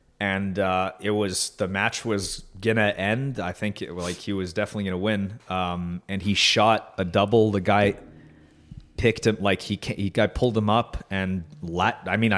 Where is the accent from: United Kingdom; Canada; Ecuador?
Canada; I'm Canadian.